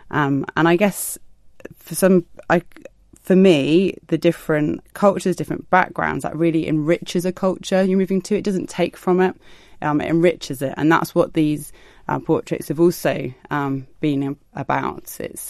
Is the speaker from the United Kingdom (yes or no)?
yes; South East England, United Kingdom; now in Isle of Man; I've got a lot of family here, so we moved over from the southeast.